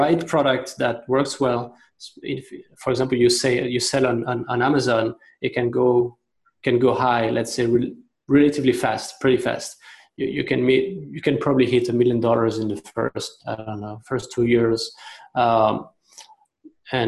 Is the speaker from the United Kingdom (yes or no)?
no; France; moved away as an adult; also born or lived in China; now in Hong Kong; I'm originally from France. I've been in Hong Kong and China for 12 years, going on to 13 years.